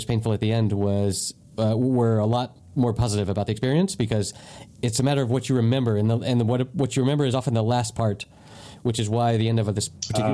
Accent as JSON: {"language": "English", "country": "United States", "also_born_or_lived": "Spain / United Kingdom", "moved": "yes", "said": "as an American and as someone that has lived in Spain and the UK"}